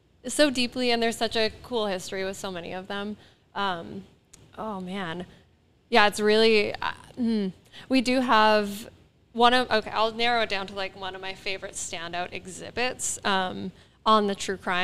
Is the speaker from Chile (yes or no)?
no; East Coast of Canada, Canada; I'm from the East Coast of Canada